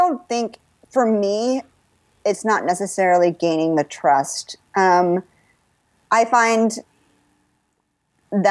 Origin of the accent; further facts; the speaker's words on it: Texas, United States; I grew up in Texas, Oliver, Texas.